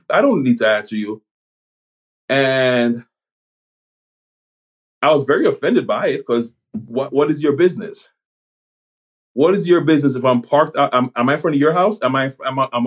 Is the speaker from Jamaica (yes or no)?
yes; Jamaica; born there; I was born in Jamaica. I was born on the island, and you know, raised here.